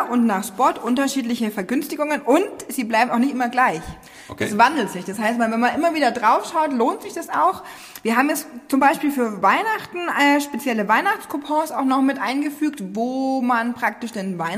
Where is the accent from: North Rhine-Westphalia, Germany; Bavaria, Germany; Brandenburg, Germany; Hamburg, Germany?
Bavaria, Germany; Nuremberg; die habe ich als Nürnberger seit 30 Jahren hier wohnen auch noch nie gesehen.